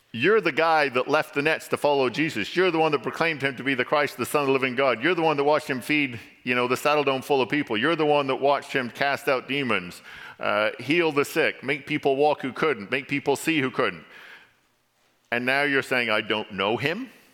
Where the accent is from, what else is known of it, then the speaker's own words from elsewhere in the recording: England, United Kingdom; now in Canada; my accent gives me away because there's a few words I can't say because I was originally born in England, and y'all have an accent. English people don't have accents, so I've gained an accent coming to Canada